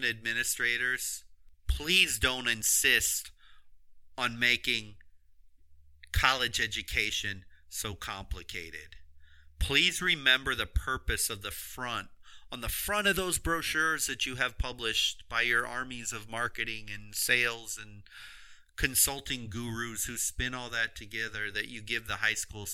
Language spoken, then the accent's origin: English; Florida, United States; home state of Florida